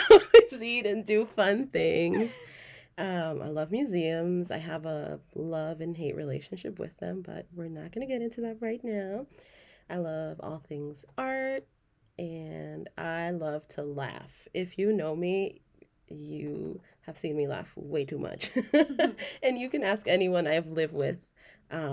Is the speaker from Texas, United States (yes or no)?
no; Los Angeles, California, United States; Born and raised in Los Angeles, but Oaxaca to my core.